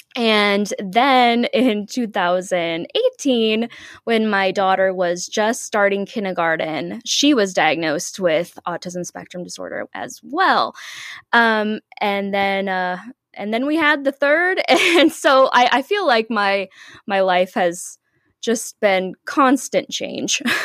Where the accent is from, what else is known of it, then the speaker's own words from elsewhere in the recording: Omaha, Nebraska, United States; I'm from Omaha, Nebraska. I live here with my husband.